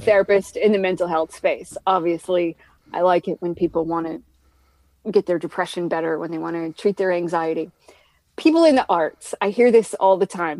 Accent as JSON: {"language": "English", "region": "Maine", "country": "United States", "moved": "yes", "said": "I'm from Maine"}